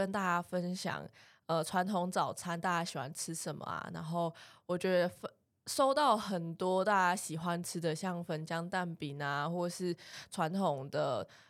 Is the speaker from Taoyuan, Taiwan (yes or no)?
no; Taichung, Taiwan; 哦，因为我们都是台中人，所以早餐会吃炒面